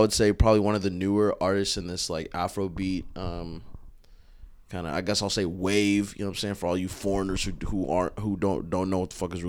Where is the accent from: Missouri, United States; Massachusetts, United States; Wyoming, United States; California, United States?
California, United States; Inglewood; And then I'm from Inglewood